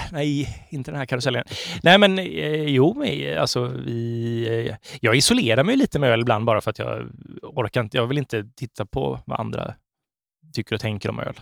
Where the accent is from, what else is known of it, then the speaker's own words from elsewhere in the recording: Sweden; som svenskar